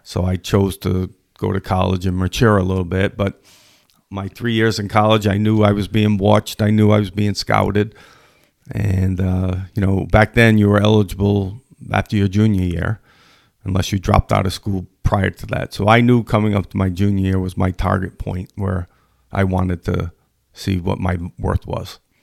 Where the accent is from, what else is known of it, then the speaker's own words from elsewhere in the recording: Edgewood, Rhode Island, United States; I grew up in Edgewood, Rhode Island, which, very, very great community for athletics.